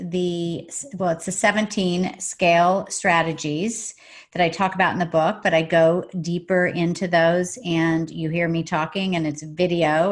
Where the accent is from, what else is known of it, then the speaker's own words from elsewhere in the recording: Oklahoma, United States; now in San Diego, United States; I'm from Oklahoma originally